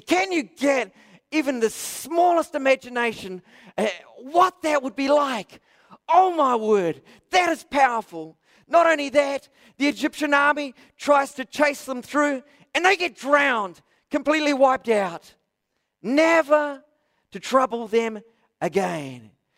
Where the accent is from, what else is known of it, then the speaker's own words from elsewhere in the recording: New Zealand; I'm a Kiwi